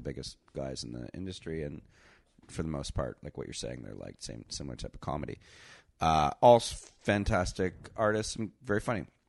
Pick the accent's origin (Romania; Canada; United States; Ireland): Canada; I'm Canadian